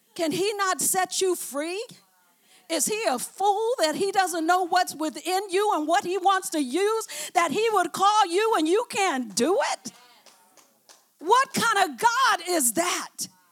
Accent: Oakland, California, United States; I came from West Oakland.

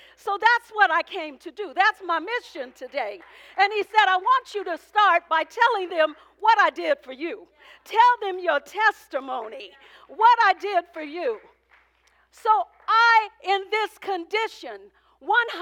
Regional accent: Oakland, California, United States; I came from poverty. I came from West Oakland

